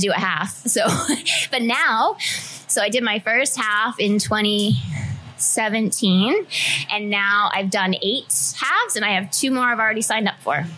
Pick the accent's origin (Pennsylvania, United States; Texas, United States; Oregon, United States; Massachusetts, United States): Massachusetts, United States; South Shore; moved away as an adult; now in Maui, United States; I grew up 10 miles south of Boston and I moved here from the South Shore of okay. Massachusetts.